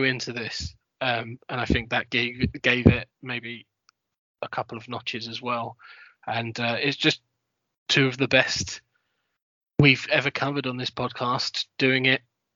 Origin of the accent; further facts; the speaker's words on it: London, United Kingdom; I grew up in London